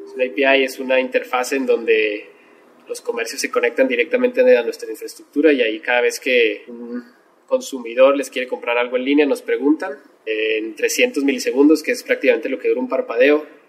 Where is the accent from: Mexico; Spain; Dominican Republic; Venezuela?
Mexico; como buenos mexicanos